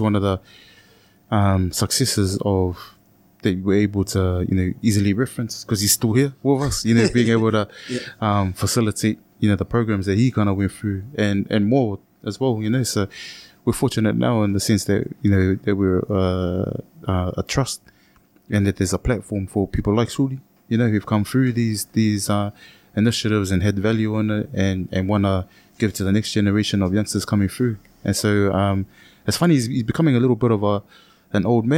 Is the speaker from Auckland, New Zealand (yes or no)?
yes; Auckland, New Zealand; I'm from Ranui